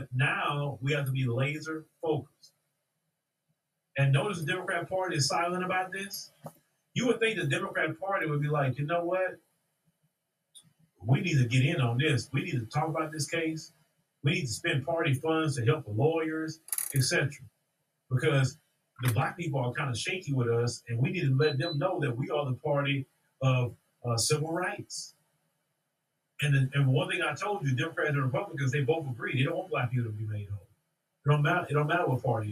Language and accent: English; Port Arthur, Texas, United States; I was born in the United States of America, Port Arthur, Texas